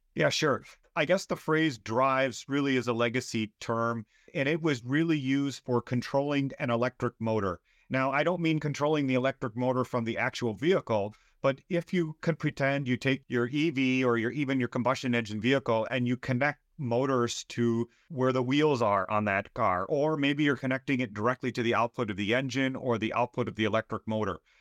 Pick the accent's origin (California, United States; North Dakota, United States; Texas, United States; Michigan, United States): Michigan, United States; Southeast; moved away as an adult; also born or lived in Austria; now in Wisconsin, United States; I grew up in Southeast Michigan.